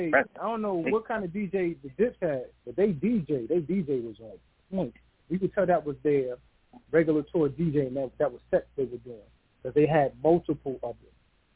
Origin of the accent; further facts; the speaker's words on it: Queens, New York, United States; I'm from Queens, dog.